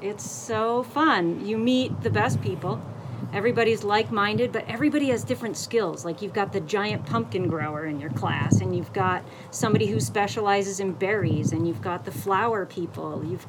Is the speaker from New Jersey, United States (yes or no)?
yes; New Jersey, United States; now in Utah, United States; I'm from Jersey, so everybody grows tomatoes there.